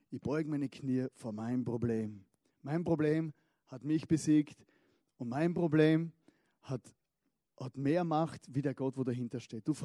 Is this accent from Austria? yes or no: yes; Styria, Austria; Ich komme aus der Steiermark, das wisst ihr ja.